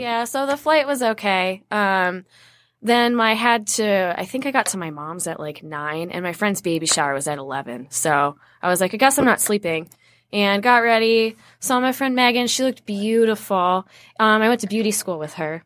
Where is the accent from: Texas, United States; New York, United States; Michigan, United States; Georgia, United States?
Michigan, United States; Wayne; moved away as an adult; now in Arizona, United States; I was born in Wayne at Annapolis Hospital